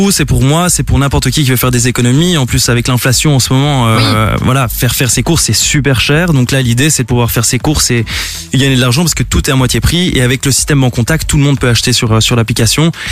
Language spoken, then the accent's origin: French; France; moved away as an adult; now in Brussels, Belgium; français à la base, mais bon, ça fait euh, ça fait 10 ans que je suis là. Bon, je suis bruxellois.